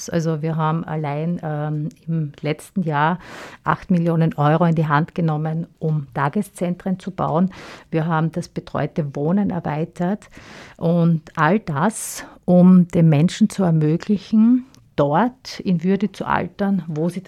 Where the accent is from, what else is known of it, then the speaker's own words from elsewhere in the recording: Styria, Austria; bei uns in der Steiermark